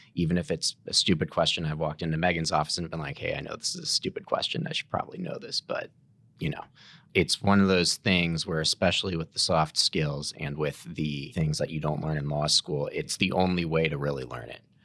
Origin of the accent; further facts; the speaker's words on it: St. Louis, Missouri, United States; also born or lived in Kansas City; I was born and raised in Saint Louis